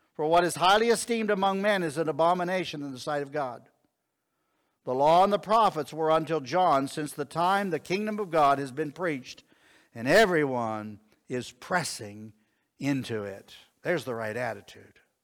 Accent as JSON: {"language": "English", "town": "Connellsville", "region": "Pennsylvania", "country": "United States", "tie": "born or raised there", "said": "I was born in Connellsville, Pennsylvania"}